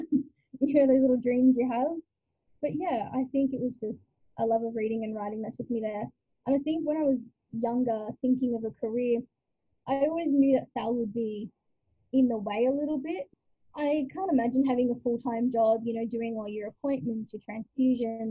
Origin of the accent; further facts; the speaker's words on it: Latrobe Valley, Victoria, Australia; I grew up in the Latrobe Valley, so about 2 hours away from Melbourne.